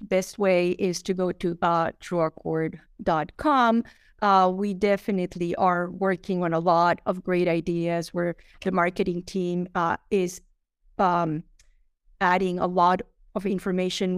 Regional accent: Colombia; moved away; I'm from Colombia

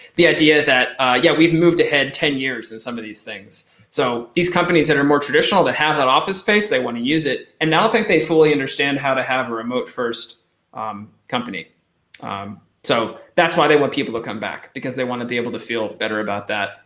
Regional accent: Eastern Pennsylvania, United States; moved away as an adult; now in France; I'm from Eastern Pennsylvania originally. So if anyone knows Allentown, Bethlehem, Easton area, that's where I'm from

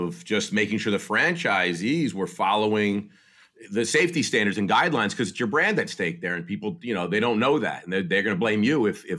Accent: New Jersey, United States; I'm from New Jersey.

